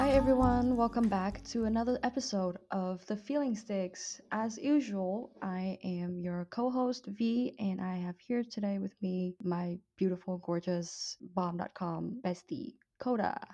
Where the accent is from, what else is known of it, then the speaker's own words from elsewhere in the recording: Vietnam; accent: Vietnamese; moved away; my Vietnamese accent